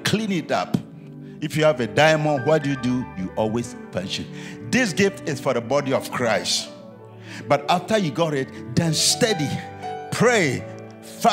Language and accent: English; Ghana; I'm from Ghana, West Africa